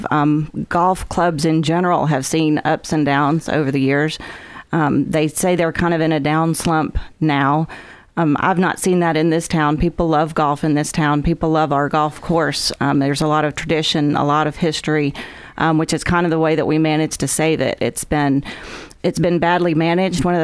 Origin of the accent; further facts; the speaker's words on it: Huntsville, Alabama, United States; Um, I grew up in Huntsville mostly. I was an Army brat, so we moved around a little bit, settled in Huntsville.